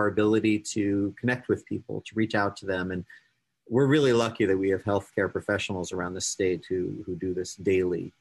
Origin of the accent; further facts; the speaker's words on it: New York, United States; now in Ohio, United States; I'm a New Yorker originally